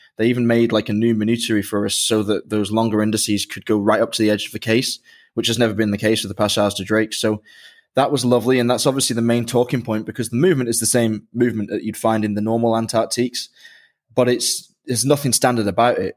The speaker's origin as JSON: {"language": "English", "region": "England", "country": "United Kingdom", "tie": "born or raised there", "said": "I grew up in England"}